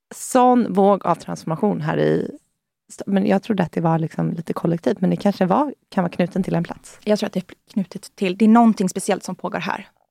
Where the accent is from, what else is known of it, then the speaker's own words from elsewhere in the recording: Sweden; moved away as an adult; also born or lived in San Francisco, United States; Jag kommer ju från, från Norden, jag kommer ju från liksom, Europa